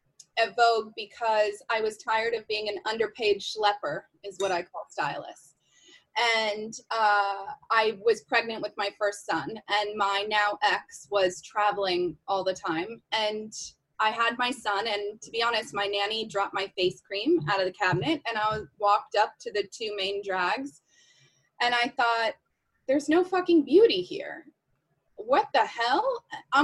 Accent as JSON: {"language": "English", "town": "Laguna Beach", "region": "California", "country": "United States", "tie": "born or raised there", "also_born_or_lived": "Aspen", "moved": "as an adult", "lives_now": "New York, United States", "said": "I grew up in Southern California in Laguna Beach"}